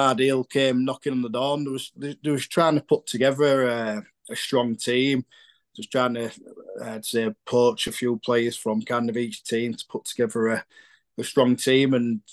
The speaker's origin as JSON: {"language": "English", "town": "Hull", "region": "Yorkshire and the Humber", "country": "United Kingdom", "tie": "born or raised there", "said": "Hull's obviously home for me"}